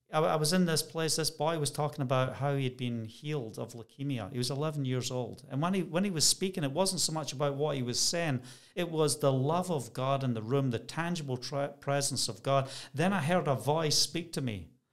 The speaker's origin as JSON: {"language": "English", "region": "Scotland", "country": "United Kingdom", "also_born_or_lived": "Bracknell, Berkshire", "moved": "as an adult", "said": "I'm Scottish"}